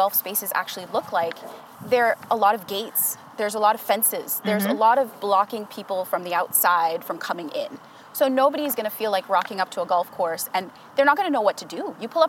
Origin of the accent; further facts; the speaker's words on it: Antigua & Barbuda; now in Canada; I was raised in Antigua, and I started playing golf when I was 5.